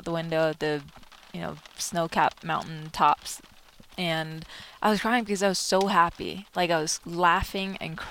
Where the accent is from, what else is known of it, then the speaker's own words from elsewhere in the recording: Denmark; moved away; growing up in Denmark